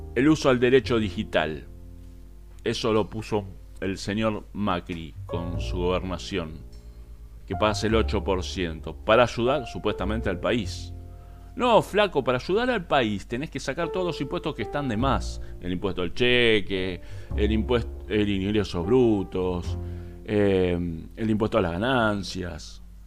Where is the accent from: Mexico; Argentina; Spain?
Argentina; Como ciudadano argentino